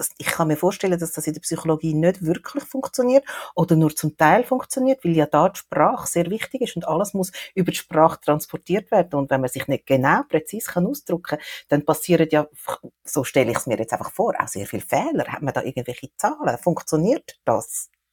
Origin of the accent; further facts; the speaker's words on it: Switzerland; bei uns in der Schweiz